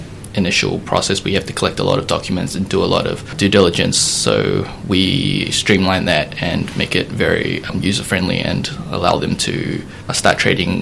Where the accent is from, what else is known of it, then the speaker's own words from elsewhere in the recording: New Zealand; moved away as an adult; also born or lived in United States / Denmark; I was born and raised in New Zealand.